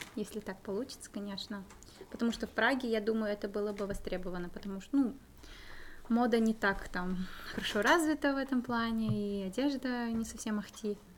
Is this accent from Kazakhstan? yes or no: yes; Kazakhstan; now in Czech Republic